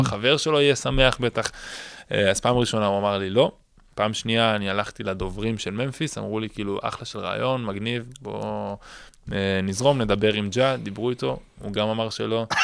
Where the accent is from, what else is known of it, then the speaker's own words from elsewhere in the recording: Israel; אני מישראל